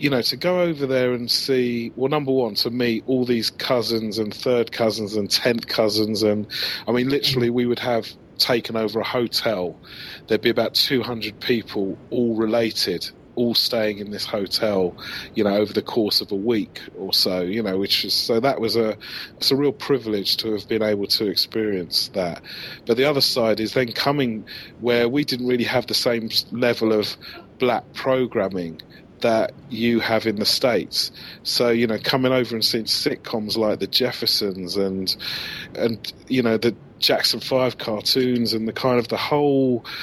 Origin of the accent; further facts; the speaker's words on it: England, United Kingdom; Black kid growing up in England